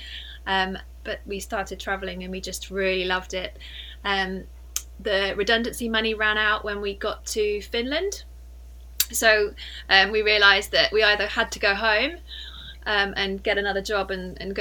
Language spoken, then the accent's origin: English; Cheltenham, South West England, United Kingdom; moved away as an adult; also born or lived in Liverpool; I'm from Cheltenham in Gloucestershire, and I went to a school there